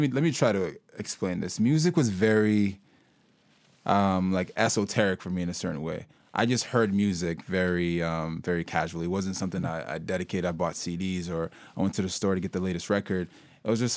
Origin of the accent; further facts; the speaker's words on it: Guelph, Ontario, Canada; also born or lived in Sudan; now in Kitchener-Waterloo, Canada; I grew up in Guelph originally, and then I moved out to Kitchener-Waterloo approximately like 4 years ago.